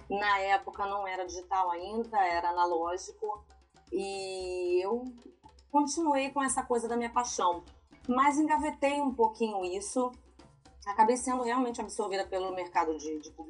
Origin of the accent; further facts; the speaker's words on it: Rio de Janeiro, Brazil; moved away as an adult; now in Amsterdam, Netherlands; Sou do Rio de Janeiro.